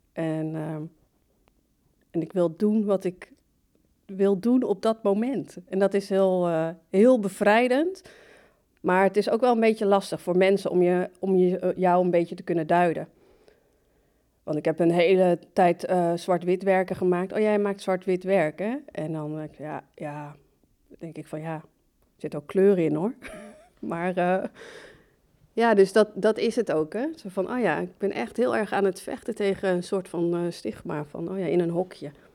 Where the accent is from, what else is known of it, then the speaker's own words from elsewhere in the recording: Barneveld, Gelderland, Netherlands; moved away as an adult; also born or lived in Morocco; now in Amsterdam, Netherlands; ik ben in Marokko geboren, Ik kom uit een islamitische familiegezin, ehm, opgegroeid in Barneveld, de Bijbelbelt